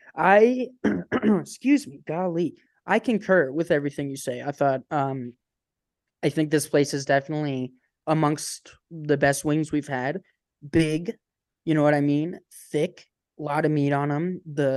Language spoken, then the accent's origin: English; Canton, Ohio, United States; Yeah, I'm from Canton, Ohio. I'm Cantonese.